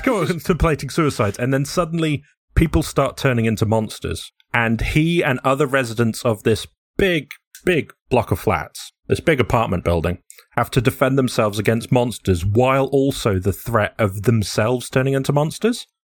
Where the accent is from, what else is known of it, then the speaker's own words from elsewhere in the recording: England, United Kingdom; I'm very English.